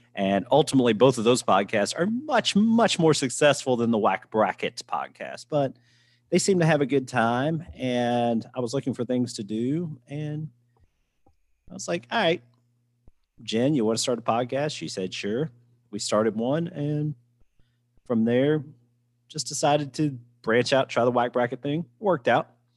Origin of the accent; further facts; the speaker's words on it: Louisville, Kentucky, United States; also born or lived in Chicago; I'm from Louisville